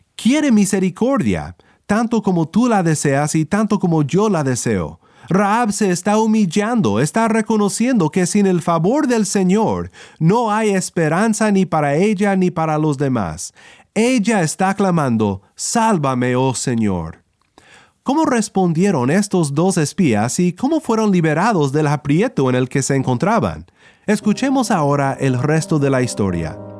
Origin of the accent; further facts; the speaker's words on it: Kansas, United States; now in California, United States; Originalmente soy de Kansas, en los Estados Unidos, donde los tornados son muy comunes, pero aquí donde vivo en California